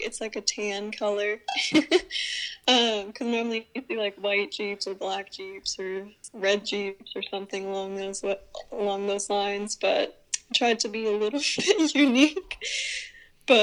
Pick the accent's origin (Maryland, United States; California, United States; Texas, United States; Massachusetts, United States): California, United States; Northern; moved away as an adult; now in Southern California, United States; I grew up in NorCal, but I live now in SoCal